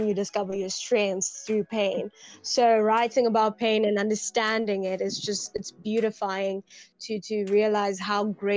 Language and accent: English; Zimbabwe; I'm originally from Zimbabwe. Currently back home.